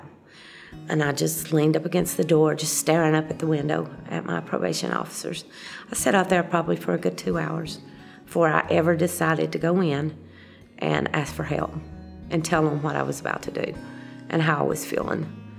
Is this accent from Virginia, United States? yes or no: yes; Southwest Virginia, United States; also born or lived in Kentucky; I was born in Kentucky, and when I was three, we moved to Southwest Virginia.